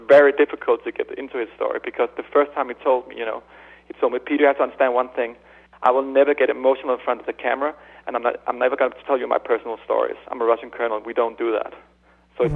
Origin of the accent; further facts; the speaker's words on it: Denmark; I'm from Denmark.